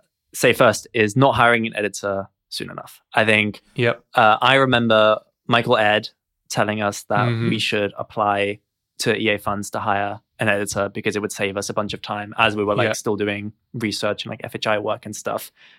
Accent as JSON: {"language": "English", "country": "Germany", "said": "I'm actually from Germany, so I can do hello."}